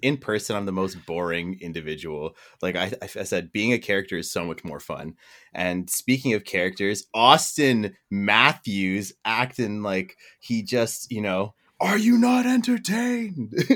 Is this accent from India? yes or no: no; Canada; accent: Canadian; my Canadian accent